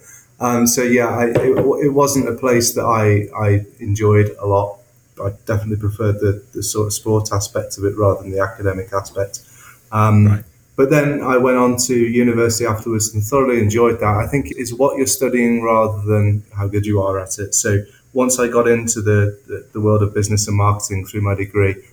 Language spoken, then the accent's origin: English; South Staffordshire, West Midlands, United Kingdom; we're originally from the Midlands, so just around South Staffs. And so that's where Neil and I both lived and went to school